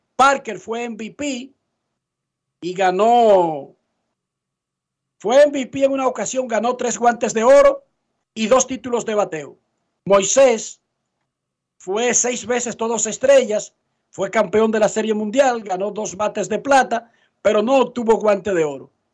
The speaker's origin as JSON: {"language": "Spanish", "town": "Santo Domingo Oeste", "region": "Distrito Nacional", "country": "Dominican Republic", "said": "Yo soy de Buenos Aires"}